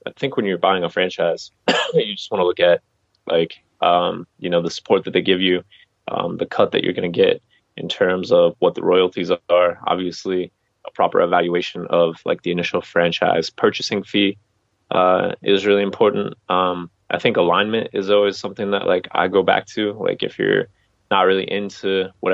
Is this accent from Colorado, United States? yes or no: yes; Colorado, United States; moved away as an adult; I'm from Colorado, and I was still living in Colorado for a few years afterwards